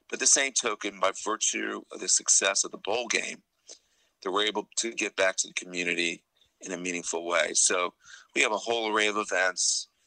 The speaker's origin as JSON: {"language": "English", "town": "Miami", "region": "Florida", "country": "United States", "tie": "born or raised there", "said": "I grew up here in Miami"}